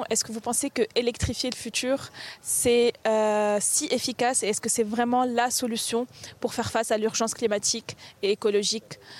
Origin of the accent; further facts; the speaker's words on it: Tunisia; mais moi, par exemple, je viens de Tunisie et bon, il y a beaucoup de soleil.